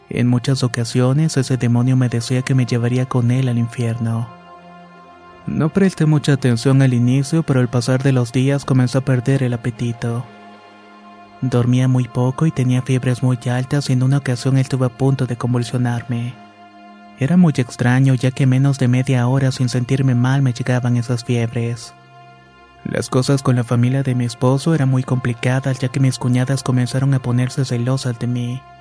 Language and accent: Spanish; Michoacán, Mexico; Soy de Michoacán y todo comenzó cuando conocí a mi esposo.